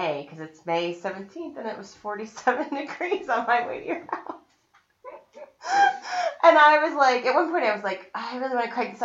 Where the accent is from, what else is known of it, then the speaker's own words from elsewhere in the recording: Estes Park, Colorado, United States; I grew up in Estes